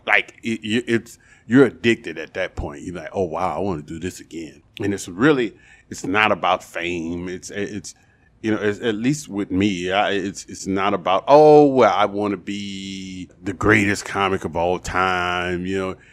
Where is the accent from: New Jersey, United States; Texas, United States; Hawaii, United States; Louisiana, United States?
Louisiana, United States; New Orleans; I'm born and raised in New Orleans